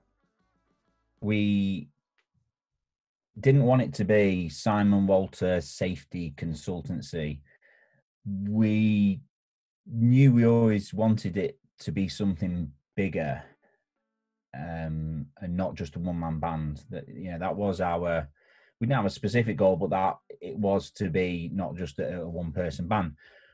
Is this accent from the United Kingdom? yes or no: yes; Warrington, North West England, United Kingdom; My dad was from Leeds and I grew up in Warrington